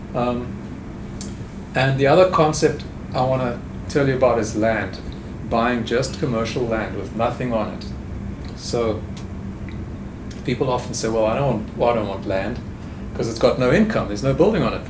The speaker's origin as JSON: {"language": "English", "country": "South Africa", "also_born_or_lived": "England", "moved": "as an adult", "lives_now": "Houston, United States", "said": "I'm a South African"}